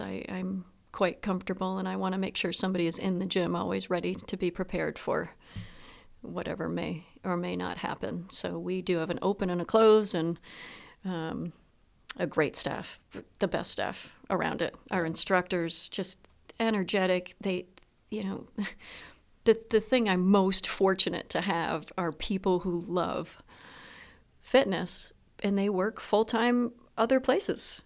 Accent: Proctor, Vermont, United States; my hometown of Proctor

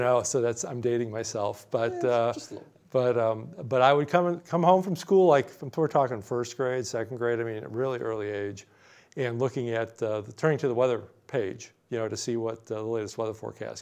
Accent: Chicago, Illinois, United States; moved away as an adult; now in New Jersey, United States; growing up in Chicago, my dad would get the pizza

